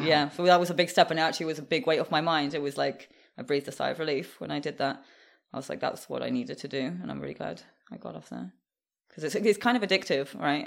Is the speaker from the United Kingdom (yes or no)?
yes; England, United Kingdom; also born or lived in Moscow, Russia; I would say mostly grew up in, in the U K, in England